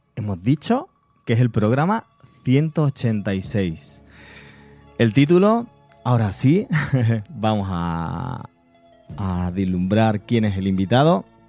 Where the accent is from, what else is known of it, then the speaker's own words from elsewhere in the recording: Andalusia, Spain; soy andaluz